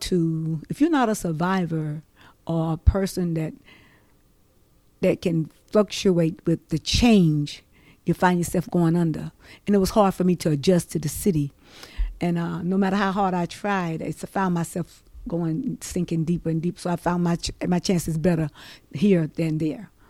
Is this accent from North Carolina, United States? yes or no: yes; Trenton, North Carolina, United States; moved away as an adult; also born or lived in New Bern, North Carolina / New York City; Lived here in Trenton basically most of my life.